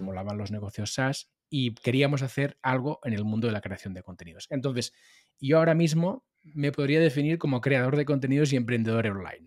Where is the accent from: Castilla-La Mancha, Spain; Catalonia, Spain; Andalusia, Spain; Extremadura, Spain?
Catalonia, Spain; Molins de Rei; hice algún programa de radio en la radio local de, mi pueblo, de Molins de Rey. Yo soy nacido en Molins de Rey, eh, cerca de Barcelona